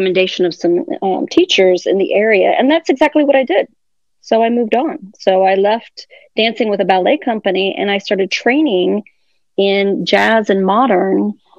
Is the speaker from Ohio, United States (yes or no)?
yes; Columbus, Ohio, United States; also born or lived in Fort Lauderdale, Florida; now in Miami, United States; I grew up in Columbus, Ohio